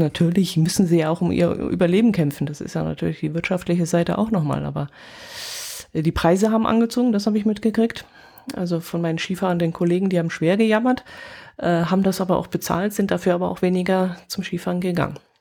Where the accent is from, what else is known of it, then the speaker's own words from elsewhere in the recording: Oberstdorf, Bavaria, Germany; bei uns in Oberstdorf